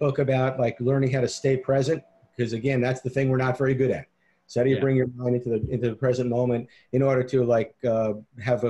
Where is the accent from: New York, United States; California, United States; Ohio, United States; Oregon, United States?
New York, United States; Long Island; I grew up in New York. I grew up on Long Island